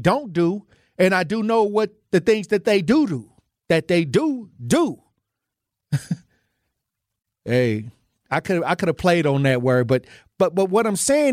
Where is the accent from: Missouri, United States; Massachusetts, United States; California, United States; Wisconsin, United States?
Wisconsin, United States; Milwaukee; moved away as an adult; also born or lived in Iowa / Minnesota; I was born and raised in Milwaukee, but I left and went to Iowa, Minnesota for 11 years.